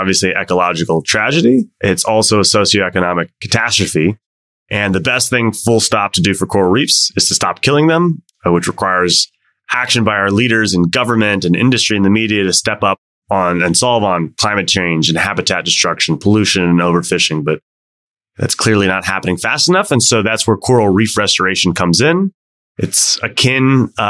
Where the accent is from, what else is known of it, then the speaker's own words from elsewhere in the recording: Washington, District of Columbia, United States; my hometown of DC